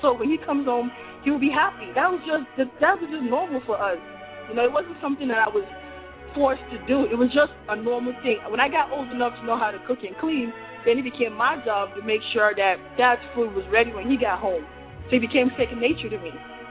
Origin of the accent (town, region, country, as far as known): Nigeria